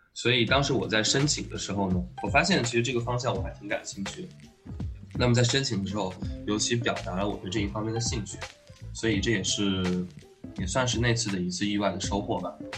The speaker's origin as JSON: {"language": "Chinese", "town": "Huanggang", "region": "Hubei", "country": "China", "tie": "born or raised there", "also_born_or_lived": "Wuhan", "moved": "as an adult", "said": "那个黄冈中学里出生长大，也在那里念完了初中、高中，啊哦，然后呢，本科是去到了武汉大学，念的也是建筑系"}